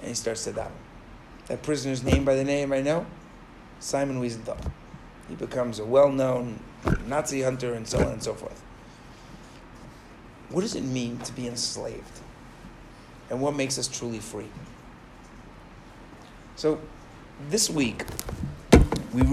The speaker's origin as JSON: {"language": "English", "region": "New York", "country": "United States", "tie": "born or raised there", "said": "I grew up in New York."}